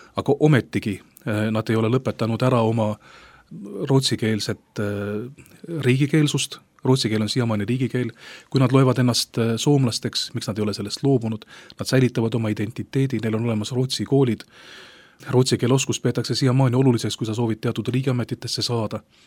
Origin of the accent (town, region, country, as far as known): Estonia